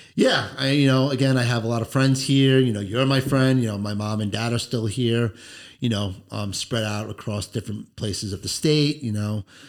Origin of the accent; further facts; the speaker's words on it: Long Island, New York, United States; I grew up on Long Island, New York